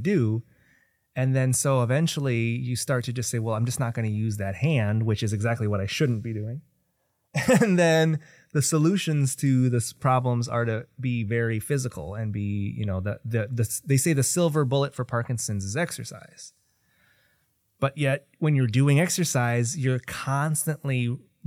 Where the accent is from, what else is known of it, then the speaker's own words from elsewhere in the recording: Kenosha, Wisconsin, United States; moved away as an adult; now in Milwaukee, United States; I was born and raised in Kenosha